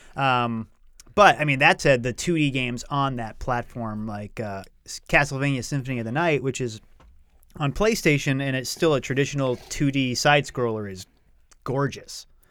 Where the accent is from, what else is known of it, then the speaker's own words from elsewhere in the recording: Rowley, Massachusetts, United States; moved away; I grew up in a town called Rowley, which is about twenty minutes north of Salem.